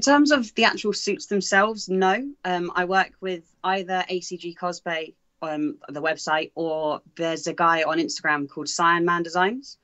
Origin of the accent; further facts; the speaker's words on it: England, United Kingdom; being from England